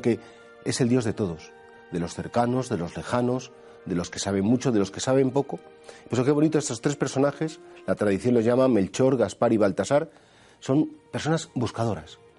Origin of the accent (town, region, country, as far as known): Spain